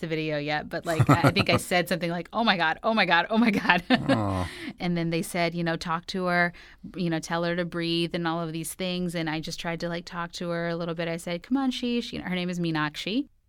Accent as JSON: {"language": "English", "region": "New York", "country": "United States", "said": "I'm from New York"}